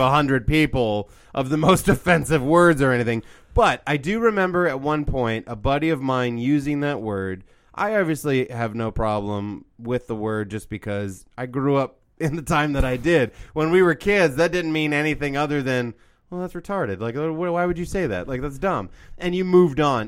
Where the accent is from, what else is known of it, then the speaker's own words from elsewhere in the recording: Midwest, United States; I grew up in Midwest